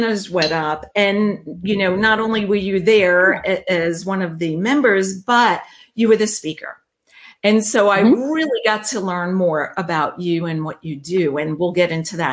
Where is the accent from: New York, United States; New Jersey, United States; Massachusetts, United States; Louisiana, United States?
New York, United States; accent: New York truck driving accent; I am from New York